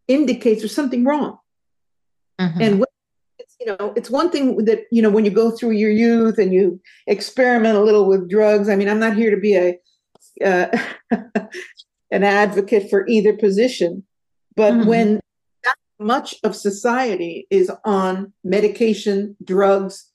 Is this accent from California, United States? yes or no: yes; San Jose, California, United States; I grew up in San Jose.